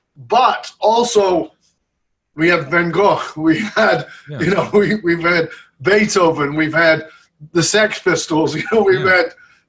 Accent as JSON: {"language": "English", "region": "North West England", "country": "United Kingdom", "tie": "born or raised there", "moved": "as an adult", "said": "I was born in Northern England, and I was born in a ghetto. So I was born in abject poverty, violence, crime, addiction, all those things were around me."}